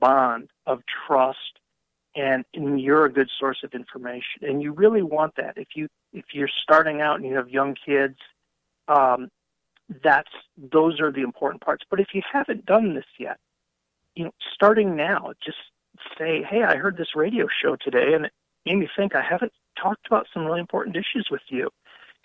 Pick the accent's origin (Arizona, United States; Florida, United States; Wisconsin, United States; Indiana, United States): Wisconsin, United States; also born or lived in Colorado; I grew up on a farm, and after sometime my family and I moved from Colorado back to Wisconsin, and we ended up living back on the family farm